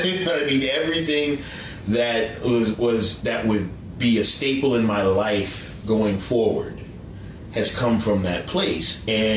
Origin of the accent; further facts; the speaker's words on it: Maryland, United States; this is where I grew up in Maryland, when I lived in Maryland.